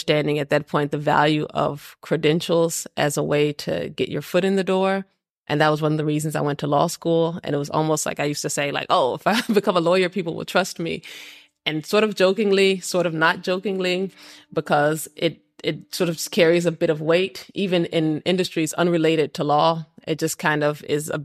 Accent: Texas, United States; moved away as an adult; now in Copenhagen, Denmark; I grew up in Texas.

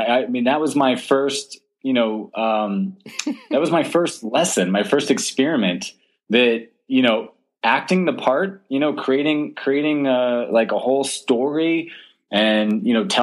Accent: Southwest Florida near Sanibel Island, United States; I grew up in Southwest Florida near Sanibel Island

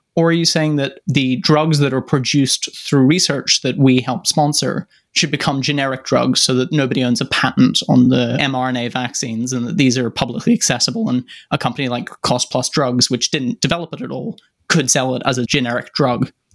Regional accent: United Kingdom; my home country, the United Kingdom

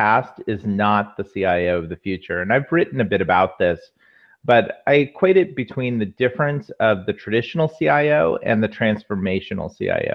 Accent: Walnut Creek, California, United States; moved away as an adult; also born or lived in Menlo Park / Mountain View; now in Los Angeles, United States; I grew up in the Bay Area. Grew up in the East Bay, out Walnut Creek area

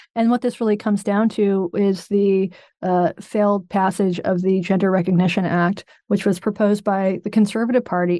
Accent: North Carolina, United States; I'm from North Carolina

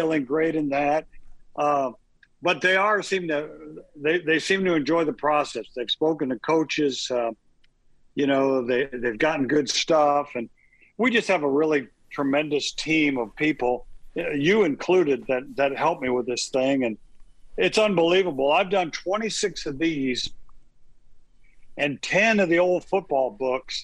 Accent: Southern Illinois, United States; I'm from Illinois, so that was always the place you wanted to be if you were a little Southern Illinois boy like me.

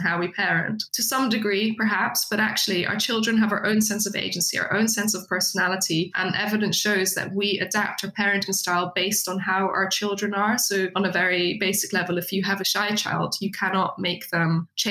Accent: Netherlands; now in United Kingdom; I'm from the Netherlands originally

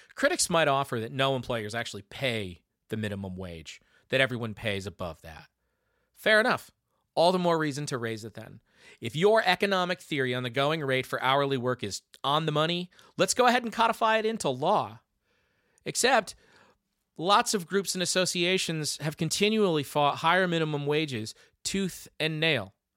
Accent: Michigan, United States; my home state of Michigan

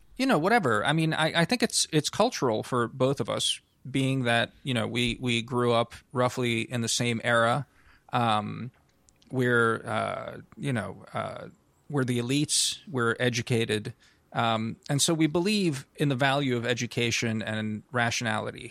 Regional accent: United States

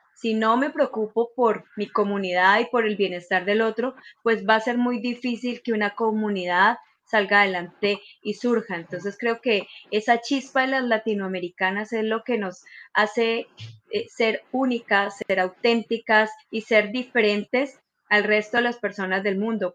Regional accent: Colombia; moved away as an adult; now in Santiago, Chile; yo soy colombiana

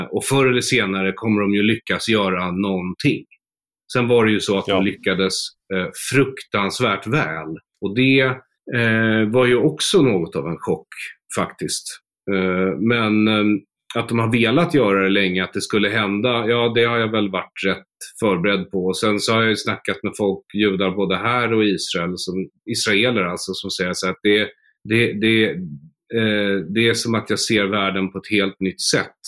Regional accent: Sweden; jag är ju svensk

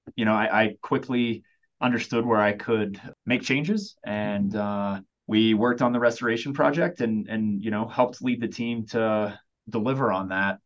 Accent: Oklahoma, United States; now in Colorado, United States; I grew up in Oklahoma.

